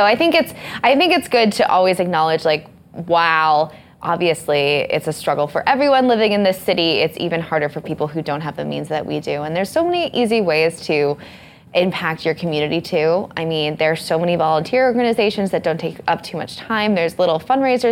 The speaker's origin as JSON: {"language": "English", "town": "San Diego", "region": "California", "country": "United States", "tie": "born or raised there", "moved": "yes", "lives_now": "New York City, United States", "said": "why did I leave my hometown again? San Diego, California"}